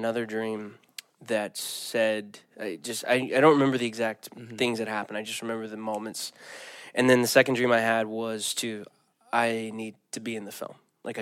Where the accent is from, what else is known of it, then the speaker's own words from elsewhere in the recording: the Bible Belt, United States; I grew up in the Bible Belt